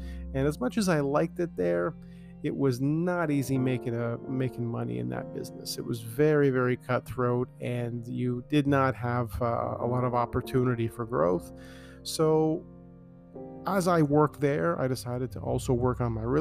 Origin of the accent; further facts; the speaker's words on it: Toronto, Ontario, Canada; I grew up in Scarborough